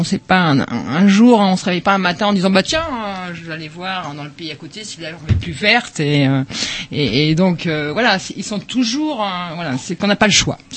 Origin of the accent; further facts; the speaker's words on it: France; enfin en tant que en tant que français enfin d'européens